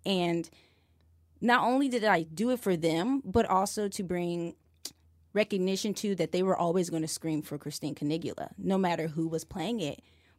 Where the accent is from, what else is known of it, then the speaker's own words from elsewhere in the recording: Decatur, Illinois, United States; In Illinois. {S1} Okay. {S3} Decatur, Illinois.